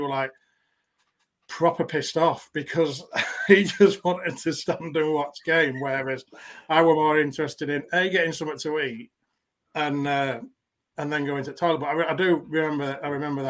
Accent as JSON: {"language": "English", "region": "Yorkshire and the Humber", "country": "United Kingdom", "tie": "born or raised there", "said": "I grew up in West Yorkshire"}